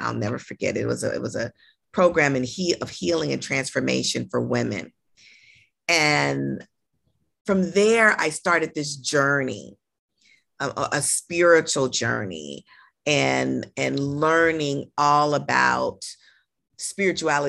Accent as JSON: {"language": "English", "town": "Los Angeles", "region": "California", "country": "United States", "tie": "born or raised there", "said": "I'm born and raised in Los Angeles"}